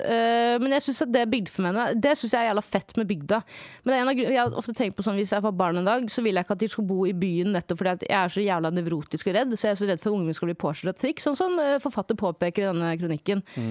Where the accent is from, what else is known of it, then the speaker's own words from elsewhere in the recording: Stokke, Vestfold, Norway; jeg er fra Stokke